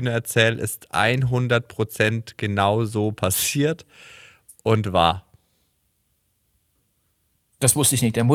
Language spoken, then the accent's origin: German; Heustreu, Bavaria, Germany; ich bin sehr nah an der Grenze aufgewachsen sehr, sehr nah.